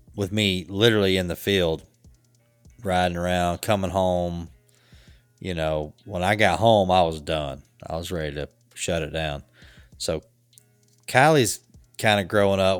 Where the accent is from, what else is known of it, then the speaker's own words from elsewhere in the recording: the South, United States; growing up in the South